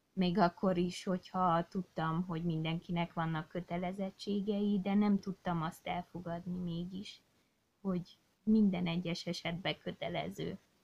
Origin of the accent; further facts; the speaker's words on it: Székely Land, Romania; Én, mint Székelyföldi lány, most már asszony, nagyon ragaszkodom a hazámhoz